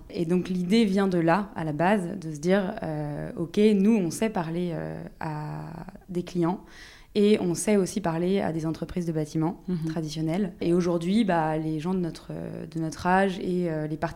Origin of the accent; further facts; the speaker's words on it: Brittany, France; je suis bretonne d'origine